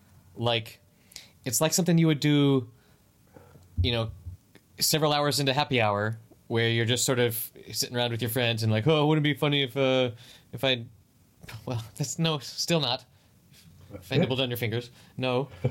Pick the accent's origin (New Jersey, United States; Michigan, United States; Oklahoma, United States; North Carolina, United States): North Carolina, United States; I'm from North Carolina.